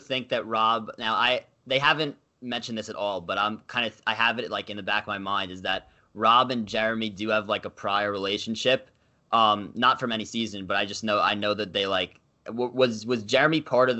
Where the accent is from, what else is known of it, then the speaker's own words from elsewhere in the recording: New York, United States; I'm from New York